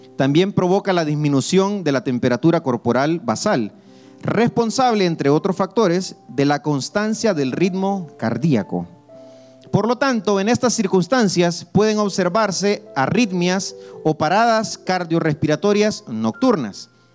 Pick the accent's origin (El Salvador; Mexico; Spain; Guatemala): El Salvador; Yo soy del Salvador